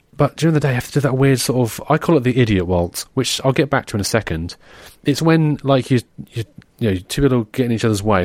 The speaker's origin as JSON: {"language": "English", "region": "England", "country": "United Kingdom", "said": "an English person, we don't, you know, we're not, we, we don't wanna offend people, but we're also quite rude"}